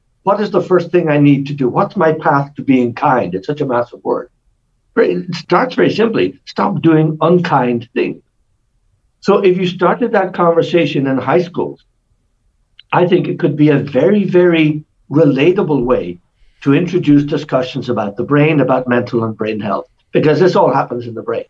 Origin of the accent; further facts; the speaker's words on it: Ireland; I'm Irish